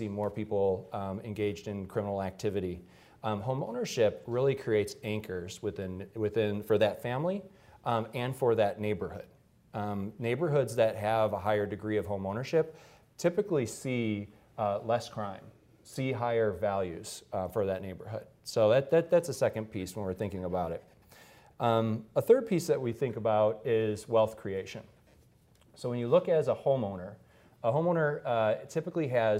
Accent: Detroit, Michigan, United States; blue collar family growing up in Detroit

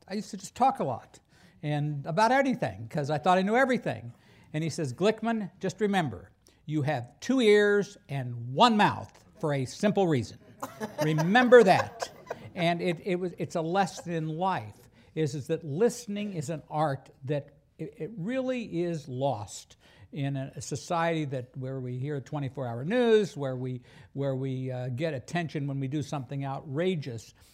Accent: Wichita, Kansas, United States; I'm from Wichita, Kansas

